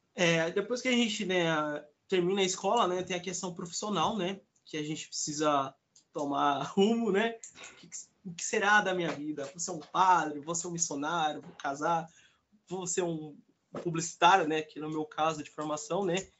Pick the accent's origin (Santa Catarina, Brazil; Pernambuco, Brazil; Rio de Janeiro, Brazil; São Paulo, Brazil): São Paulo, Brazil; interior of; eu não sou de São Paulo, sou do interior